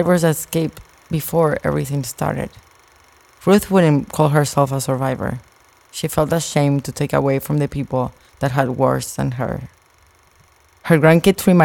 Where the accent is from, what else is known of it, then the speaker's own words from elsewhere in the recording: Argentina; English is a second language; moved away; You're gonna hear an accent because I was raised in Argentina